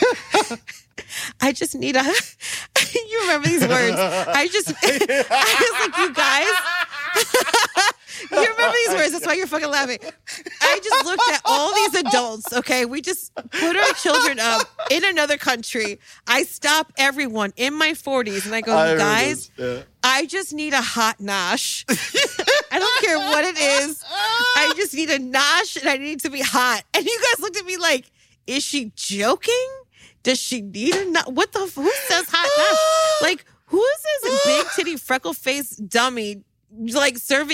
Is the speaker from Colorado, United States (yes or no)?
no; New York City, New York, United States; I'm such a New Yorker